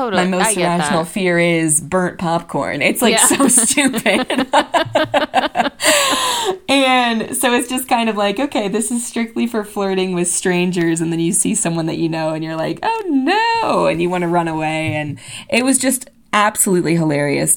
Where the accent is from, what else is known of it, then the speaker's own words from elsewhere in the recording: Indiana, United States; I'm from Indiana